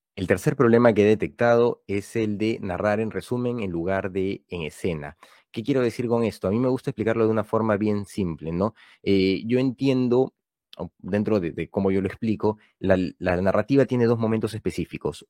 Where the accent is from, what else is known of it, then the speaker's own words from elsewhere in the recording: Peru; autor peruano con algunos libros publicados